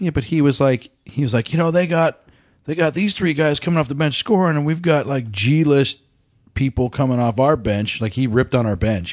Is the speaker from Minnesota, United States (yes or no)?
no; Colorado, United States; we grew up in Colorado